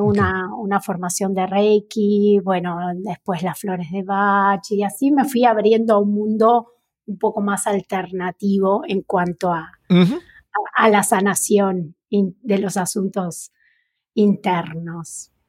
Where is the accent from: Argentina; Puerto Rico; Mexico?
Argentina; Neuquén; also born or lived in La Plata, Buenos Aires / northern Buenos Aires Province / Buenos Aires; a mis ocho años me vine a Neuquén, que es la provincia de mi madre. Y ya aquí pasé casi toda la escolarización